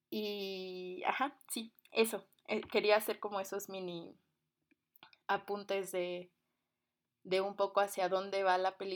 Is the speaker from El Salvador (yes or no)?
no; Cuba; born there; Sí, bueno, yo nací en Cuba, mi familia es cubana, también tengo familia negra aunque yo no lo soy o no lo aparento.